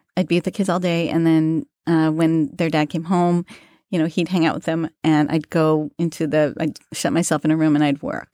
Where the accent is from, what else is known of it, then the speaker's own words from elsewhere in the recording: New York City, New York, United States; I grew up in Queens